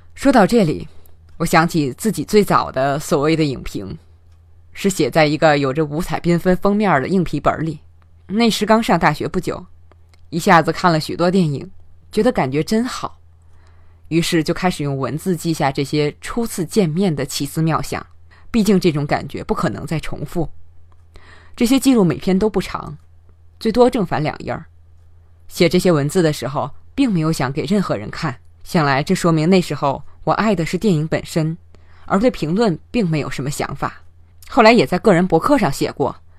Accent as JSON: {"language": "Chinese", "region": "Tianjin", "country": "China", "said": "用我们天津话来说"}